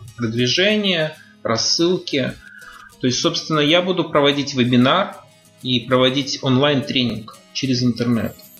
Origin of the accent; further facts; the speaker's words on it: Ukraine; moved away as an adult; also born or lived in Tajikistan; now in Russia; 10 лет я прожил в Украине, где получил, кстати, золотую медаль.